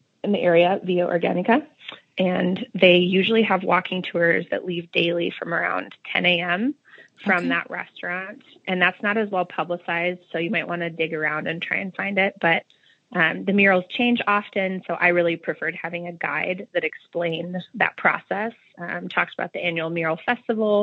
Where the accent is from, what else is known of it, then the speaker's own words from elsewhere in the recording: Midwest, United States; accent: Midwestern; my Midwestern Spanish accent